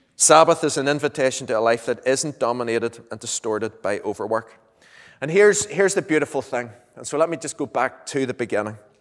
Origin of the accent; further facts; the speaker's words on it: Lurgan, Northern Ireland, United Kingdom; moved away as an adult; now in Moira, United Kingdom; I'm from, well, I'm traditionally from Lurgan.